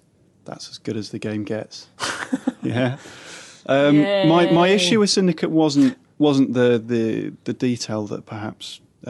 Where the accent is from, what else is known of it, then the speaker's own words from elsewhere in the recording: Leeds, Yorkshire and the Humber, United Kingdom; accent: Northern; also born or lived in West Country; I grew up in Yorkshire, I grew up in Leeds. But I spent the rest of my life in the West Country.